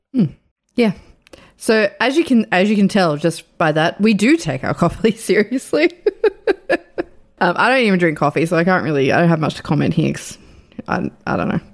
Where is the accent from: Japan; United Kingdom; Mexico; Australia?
Australia; I'm Australian